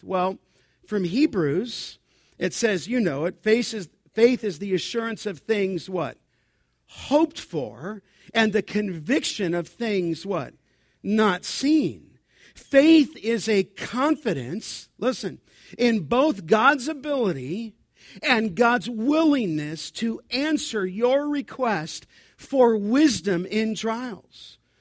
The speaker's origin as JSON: {"language": "English", "region": "Southern California", "country": "United States", "tie": "born or raised there", "said": "growing up in Southern California"}